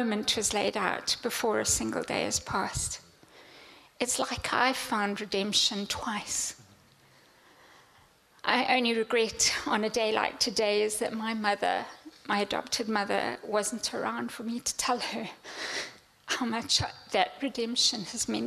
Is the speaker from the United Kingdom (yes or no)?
no; Zimbabwe; moved away; Growing up in Africa